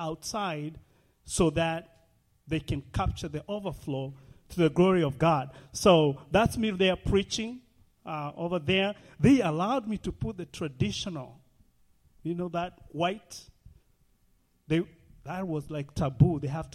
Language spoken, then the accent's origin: English; Nairobi, Kenya; moved away; So I grew up in Nairobi, Kenya, about 40 miles away from Nairobi, Kenya.